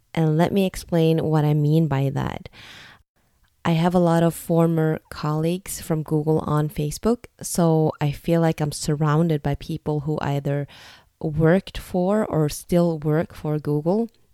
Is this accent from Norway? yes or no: yes; Norway; also born or lived in United States; I'm ethnically Vietnamese, but I was born and raised in Norway